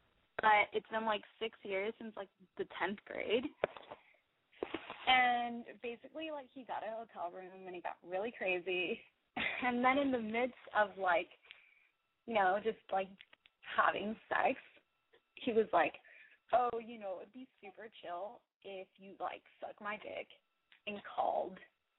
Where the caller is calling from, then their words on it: Silver Lake, California, United States; from Silver Lake. And I am calling